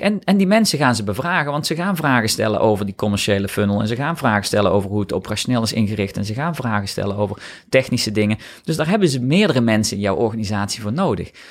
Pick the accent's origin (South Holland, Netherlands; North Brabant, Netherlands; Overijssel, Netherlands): North Brabant, Netherlands; ik kom uit Brabant